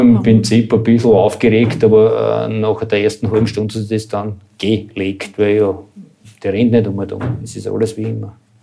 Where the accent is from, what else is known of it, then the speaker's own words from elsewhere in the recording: Kirchberg am Wechsel, Lower Austria, Austria; bin ein gebürtiger Kirchberger und bin seit 2000 Bürgermeister dieser Marktgemeinde